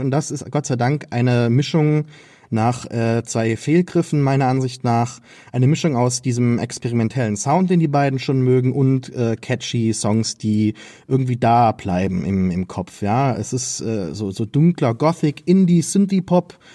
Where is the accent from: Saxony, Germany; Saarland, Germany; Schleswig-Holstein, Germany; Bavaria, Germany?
Saarland, Germany; Als Saarländer